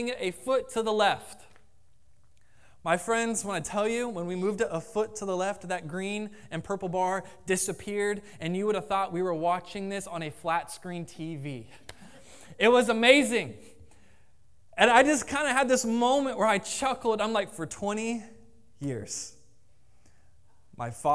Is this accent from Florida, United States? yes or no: yes; Jacksonville, Florida, United States; I grew up in Jacksonville